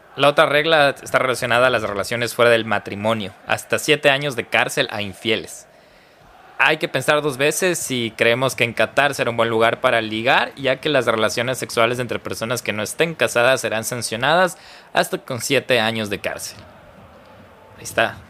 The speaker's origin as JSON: {"language": "Spanish", "country": "Ecuador", "said": "como ecuatorianos"}